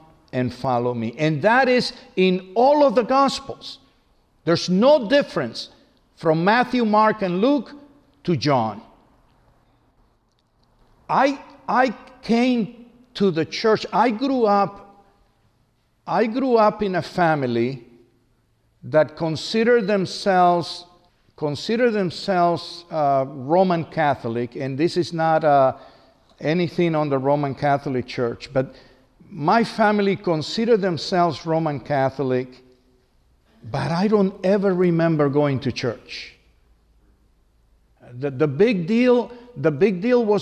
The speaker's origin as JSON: {"language": "English", "country": "Cuba", "tie": "born or raised there", "said": "I was baptized in my hometown in Cuba"}